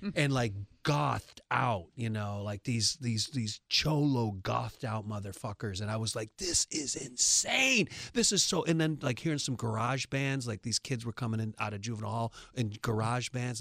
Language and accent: English; New York, United States; now in Los Angeles, United States; I'm from New York